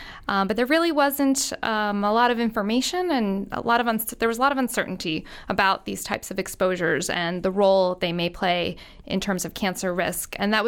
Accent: Long Island, New York, United States; Well, I grew up in Long Island, New York, just across the sound here. And I grew up in the 70s, 80s, and 90s.

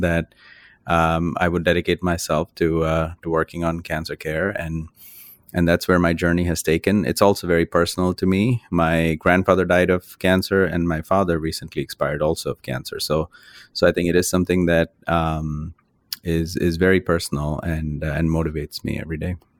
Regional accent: India; moved away as an adult; now in United States; I grew up in India, which is where I did my medical training. And, uh, I've spent now half of my life in the United States and half my life in India

